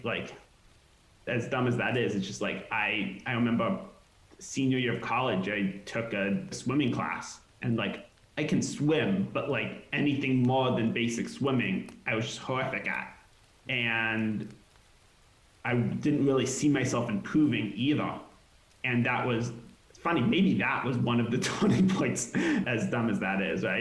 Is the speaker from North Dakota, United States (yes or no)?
no; hometown of Magic Leap's headquarters, Florida, United States; now in Los Angeles, United States; They also were based in my hometown